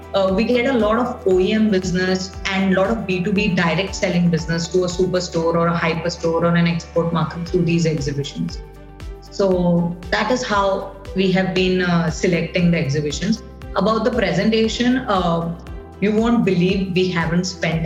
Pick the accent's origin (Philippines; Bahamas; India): India; Mumbai, Maharashtra; I am from Bombay